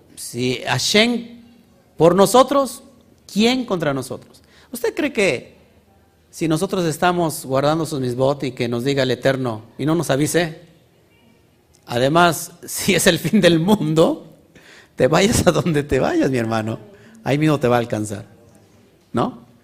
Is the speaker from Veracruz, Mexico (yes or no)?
yes; Orizaba Valley, Veracruz, Mexico; Somos del estado de Veracruz, del Valle de Orizaba, el Valle Profético.